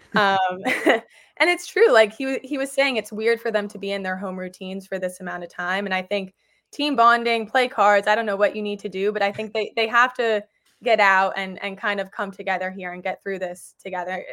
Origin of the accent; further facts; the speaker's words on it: New York, United States; I grew up in New York